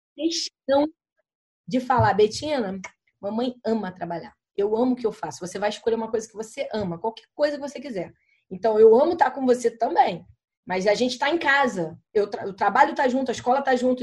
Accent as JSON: {"language": "Portuguese", "region": "Rio de Janeiro", "country": "Brazil", "said": "Eu sou carioca, eu corto S."}